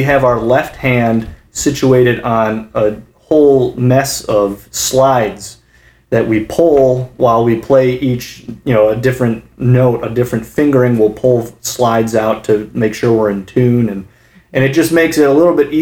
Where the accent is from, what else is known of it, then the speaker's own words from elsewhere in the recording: Kalamazoo, Michigan, United States; moved away; back home in my hometown of Kalamazoo, Michigan